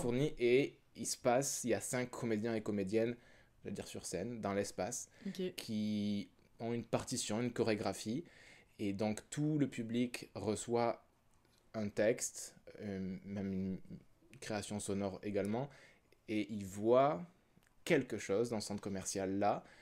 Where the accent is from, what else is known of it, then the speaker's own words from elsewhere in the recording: France; moved away as an adult; also born or lived in Quebec; now in Canada; je viens de France aussi, je suis arrivé ici il y a 5 ans